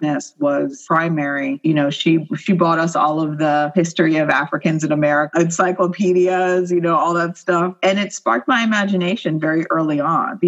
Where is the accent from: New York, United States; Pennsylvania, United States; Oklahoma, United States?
Pennsylvania, United States; right outside of Philadelphia; also born or lived in West Chester, Pennsylvania; I was brought up right outside of Philadelphia, right on the Mason-Dixon line.